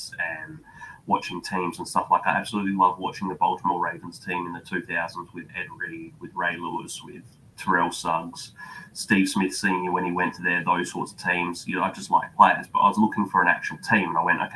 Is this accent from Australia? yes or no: yes; Australia; I'm watching from Australia.